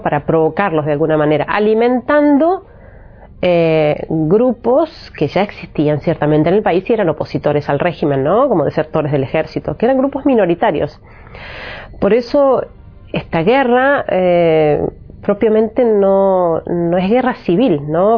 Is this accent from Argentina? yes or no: yes; Argentina; moved away as an adult; also born or lived in Bethlehem / Egypt / Aleppo, Syria; soy argentina